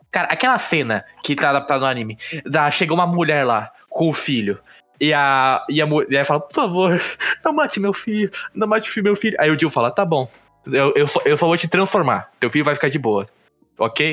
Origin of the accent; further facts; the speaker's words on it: Brazil; a gente é brasileiro